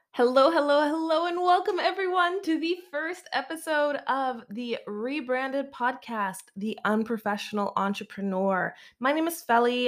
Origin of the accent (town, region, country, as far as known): Canada; moved away; also born or lived in Alberta / Vancouver, British Columbia